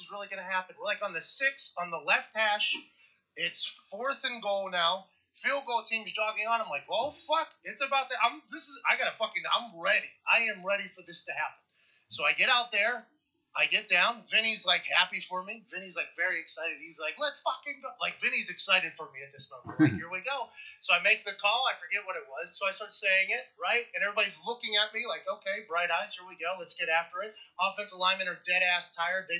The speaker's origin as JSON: {"language": "English", "town": "Pittsburgh", "region": "Pennsylvania", "country": "United States", "tie": "born or raised there", "said": "I grew up in Pittsburgh"}